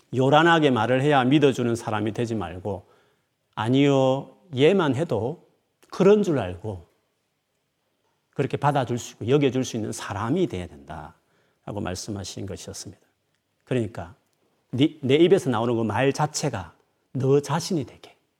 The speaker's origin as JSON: {"language": "Korean", "region": "Gyeongsang", "country": "South Korea", "said": "저는 경상도 사나이니까"}